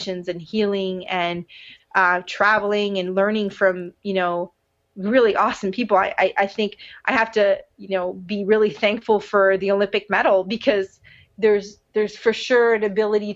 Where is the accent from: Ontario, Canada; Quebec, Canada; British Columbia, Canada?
Quebec, Canada; Montreal; moved away; here I am back in Montreal, my hometown